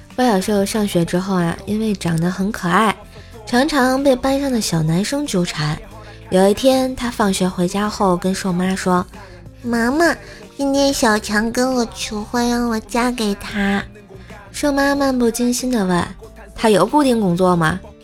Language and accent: Chinese; Tianjin, China; 欢迎来我们天津吃的豆腐脑儿